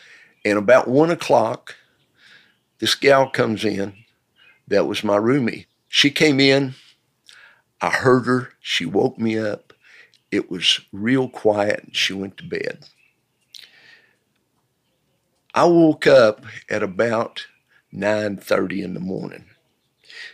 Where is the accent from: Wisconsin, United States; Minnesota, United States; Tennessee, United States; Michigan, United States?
Tennessee, United States; Knoxville; born there; I was born in 1947 in the County of Knox in East Tennessee, in the city of Knoxville.